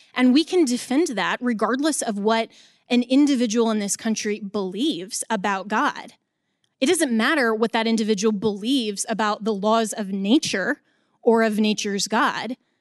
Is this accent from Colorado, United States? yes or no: yes; Colorado, United States; in my home state of Colorado